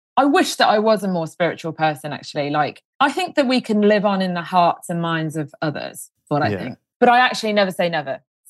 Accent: Leamington Spa, West Midlands, United Kingdom; In Leamington Spa.

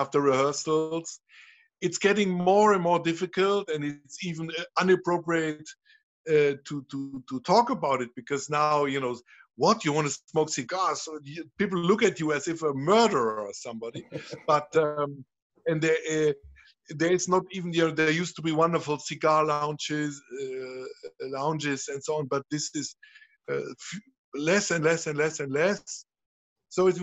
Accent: Trier, Rhineland-Palatinate, Germany; I'm coming from Trier. Trier is the old Roman city. You find, whenever you dig in your garden, you find old parts from amphoras or whatever. And I grew up with that.

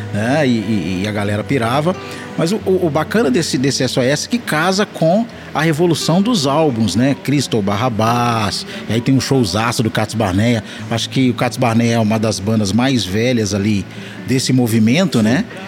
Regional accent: Belo Horizonte, Minas Gerais, Brazil; sou de BH, estou em BH

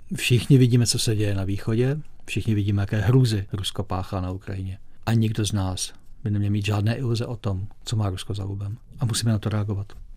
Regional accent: Czechia; my Češi

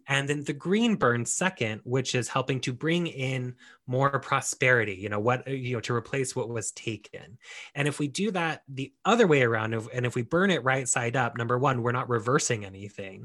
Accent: United States; we are both Mexican and we are American

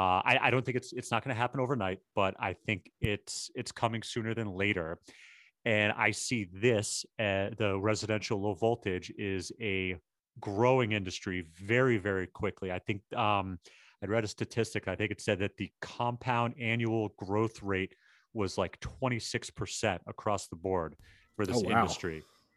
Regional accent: Boston, Massachusetts, United States; now in New York, United States; Dude, I'm from Boston and I live in New York. Very, very few things offend me.

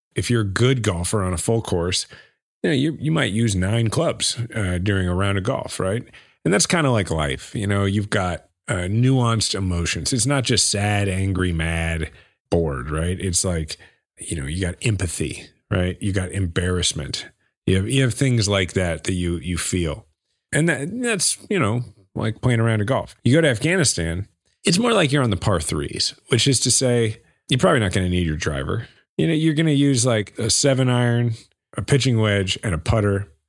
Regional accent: Kansas City, Missouri, United States; my hometown, Kansas City

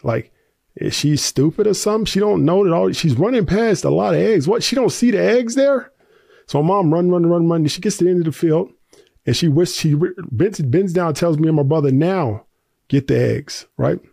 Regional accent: Tennessee, United States; I grew up in the South, uh, Tennessee

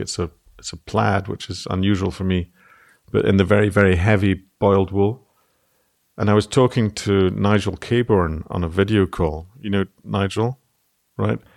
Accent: Scotland, United Kingdom; now in Ireland; as a Scotsman

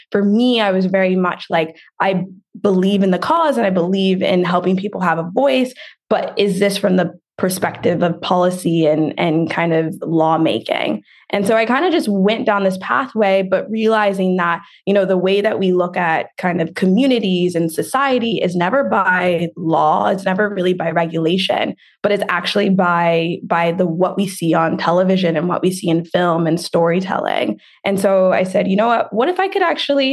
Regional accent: Oakland, California, United States; also born or lived in Berkeley; I grew up in the Bay Area, I think, you know, I grew up in Berkeley, I grew up in Oakland.

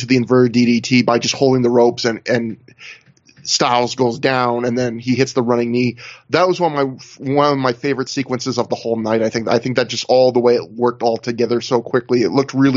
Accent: Canada; I'm Canadian.

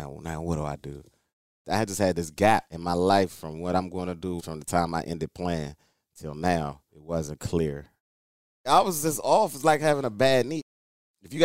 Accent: Maryland, United States; I'm from Maryland

